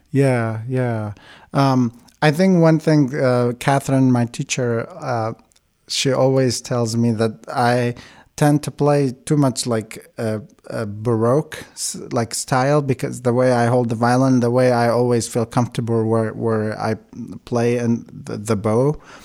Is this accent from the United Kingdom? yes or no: no; Baghdad, Baghdad Governorate, Iraq; first language Aramaic (Chaldean); English is a second language; moved away as an adult; also born or lived in Kuwait; now in Eugene, United States; I was born in Baghdad, Iraq.